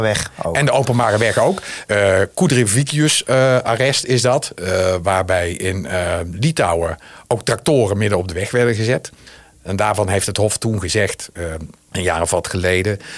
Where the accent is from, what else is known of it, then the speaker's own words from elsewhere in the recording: Zundert, North Brabant, Netherlands; accent: regional; moved away; Ik zelf kom ook uit, de, eh, zoals je kunt horen aan mijn stem, uit de regio. Uit een regio.